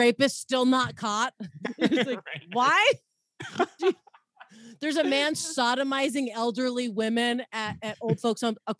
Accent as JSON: {"language": "English", "region": "Southern California", "country": "United States", "tie": "born or raised there", "also_born_or_lived": "Los Angeles / Florida", "moved": "as an adult", "lives_now": "St. Louis, United States", "said": "I grew up in Southern California."}